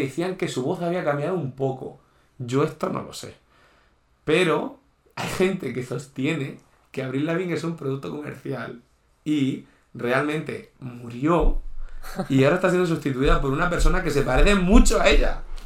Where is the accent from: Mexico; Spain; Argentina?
Spain; Region of Murcia; soy de Murcia